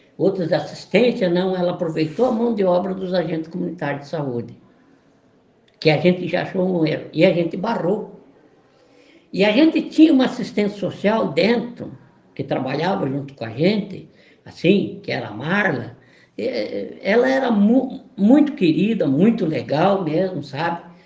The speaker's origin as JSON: {"language": "Portuguese", "town": "Caçador", "region": "Santa Catarina", "country": "Brazil", "moved": "as an adult", "lives_now": "Florianópolis, Brazil", "said": "eu sou de Santa Catarina mesmo. Eu sou do município, de, eu sou de Caçador."}